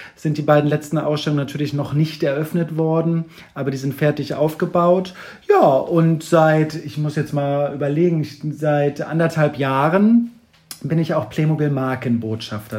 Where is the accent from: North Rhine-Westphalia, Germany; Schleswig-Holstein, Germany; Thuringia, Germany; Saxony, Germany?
Schleswig-Holstein, Germany; Kiel; now in Hamburg, Germany; ich komme aus Kiel, wohne mittlerweile immer mal wieder on and off, aber äh, schlussendlich immer wieder in Hamburg